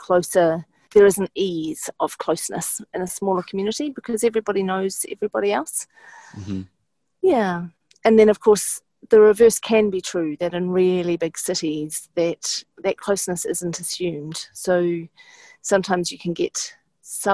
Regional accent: Timaru, Canterbury, New Zealand; I grew up in Timaru in the South Island.

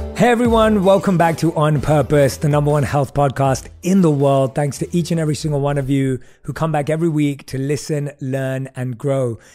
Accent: London, United Kingdom; also born or lived in New York / Mumbai; now in Los Angeles, United States; I grew up in London, which is obviously this big city

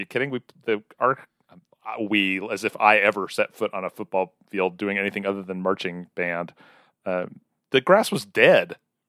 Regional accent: Weatherford, Oklahoma, United States

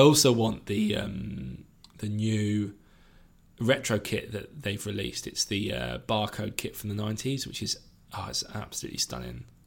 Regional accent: United Kingdom; I'm from the South Coast rather than from the area

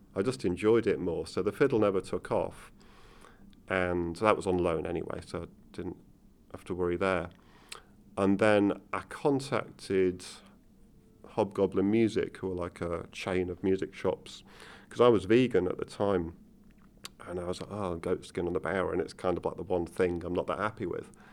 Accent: Manchester, North West England, United Kingdom; also born or lived in Liverpool; I was born in Liverpool, but grew up in Manchester

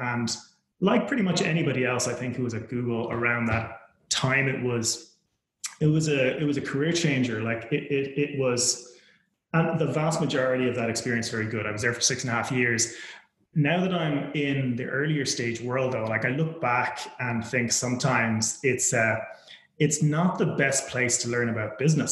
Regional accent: Ireland; moved away as an adult; also born or lived in United States / United Kingdom; I was born and raised in Ireland

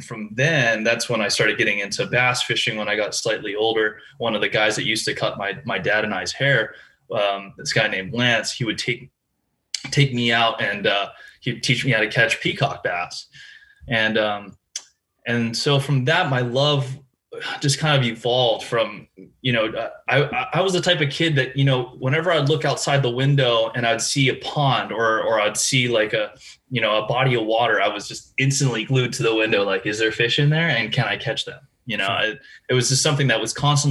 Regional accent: Hawaii, United States; moved away as an adult; also born or lived in Lake Wilson, Hawaii; I was born and raised there. I'm very much identify myself as, you know, a proud Hawaii born kid.

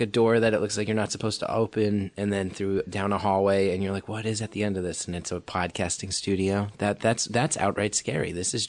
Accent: New Jersey, United States; also born or lived in Woodside, Queens / Brooklyn; now in New York City, United States; I grew up in North Jersey.

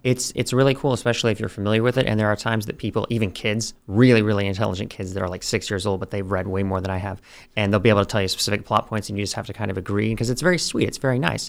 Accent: Oklahoma, United States; we're from Oklahoma

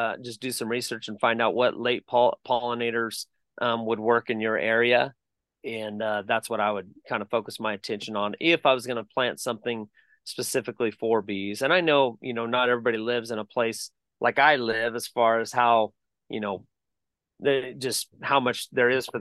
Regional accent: Bakersfield, California, United States; moved away as an adult; now in Columbia, Tennessee, United States; where we grew up in Bakersfield, California

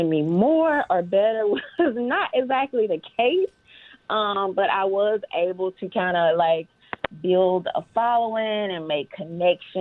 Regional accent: Mississippi, United States; I'm from Mississippi, born and raised.

